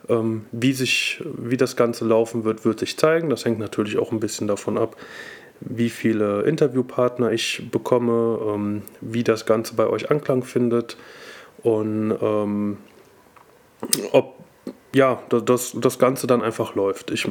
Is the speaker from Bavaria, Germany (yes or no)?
no; Cologne, North Rhine-Westphalia, Germany; äh, ich komme aus Köln und äh, bin Mitglied des Team Alfila.